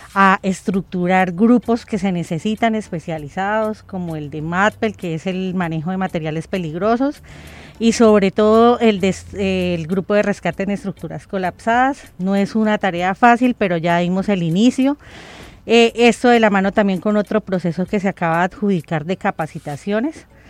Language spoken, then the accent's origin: Spanish; Colombia; todos somos colombianos